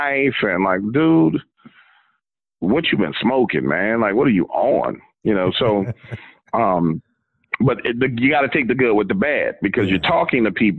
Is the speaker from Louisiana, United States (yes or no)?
yes; New Orleans, Louisiana, United States; I'm from New Orleans